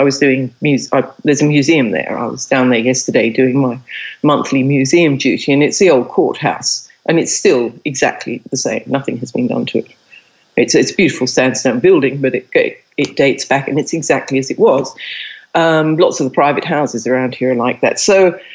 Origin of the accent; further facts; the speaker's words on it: England, United Kingdom; moved away as an adult; also born or lived in India; now in Australia; I've lived in Australia longer than I've lived in England, except I can't get rid of my accent